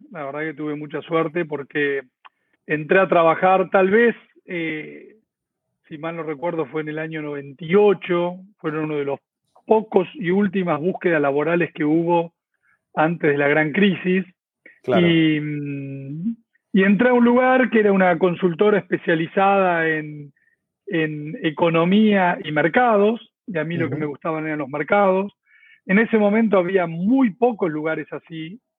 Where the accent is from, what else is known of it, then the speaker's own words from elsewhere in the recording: Córdoba, Argentina; moved away as an adult; now in Buenos Aires, Argentina; eh, por eso me vine de Córdoba a Buenos Aires, eh, porque quería trabajar en, la bolsa